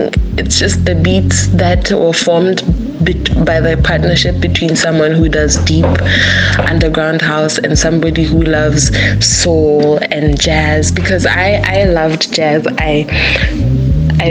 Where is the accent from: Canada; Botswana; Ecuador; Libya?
Botswana; we are from Botswana